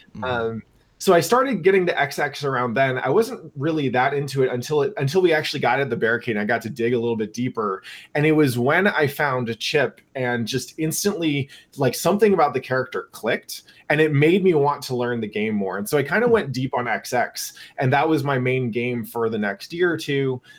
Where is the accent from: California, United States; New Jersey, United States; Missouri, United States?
California, United States; Northern; I grew up in NorCal